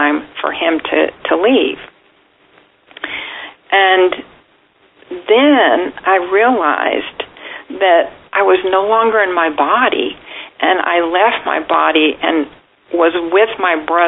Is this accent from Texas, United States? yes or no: yes; about 90 miles north of Houston, Texas, United States; moved away; My hometown was about 90 miles north of Houston.